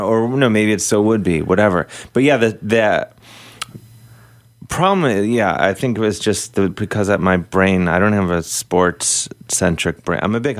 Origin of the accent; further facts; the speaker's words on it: Cleveland, Ohio, United States; the average kid from the suburbs